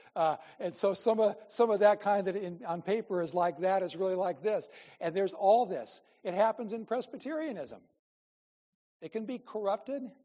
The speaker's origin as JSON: {"language": "English", "region": "Iowa", "country": "United States", "said": "I'm from Iowa"}